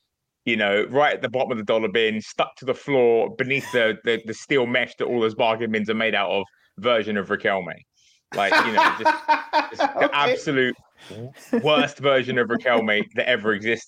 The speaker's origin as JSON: {"language": "English", "region": "England", "country": "United Kingdom", "said": "England, obviously, because I'm from England"}